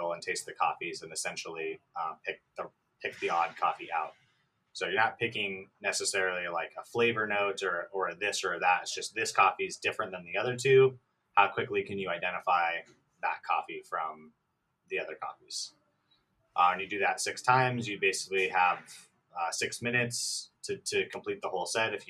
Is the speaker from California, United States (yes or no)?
yes; Escondido, California, United States; also born or lived in Santa Barbara; I'm from Escondido